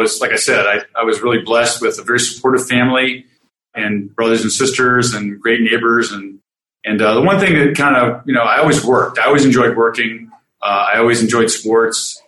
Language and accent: English; Cleveland, Ohio, United States; moved away; I grew up in Cleveland, Ohio, in a suburb just west of the city.